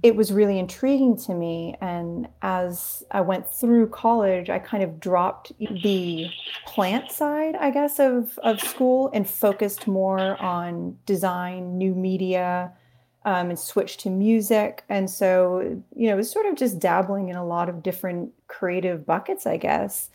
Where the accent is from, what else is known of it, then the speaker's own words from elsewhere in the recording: Maine, United States; we grew up near Stephen King